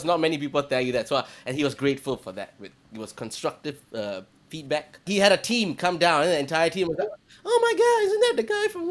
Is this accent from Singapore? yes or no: yes; Singapore; I am Singaporean.